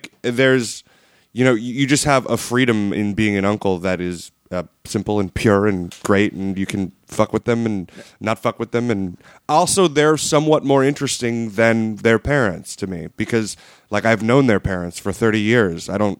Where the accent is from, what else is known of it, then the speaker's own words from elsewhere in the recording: Pennsylvania, United States; moved away as an adult; also born or lived in Midwest; I'm from Pennsylvania.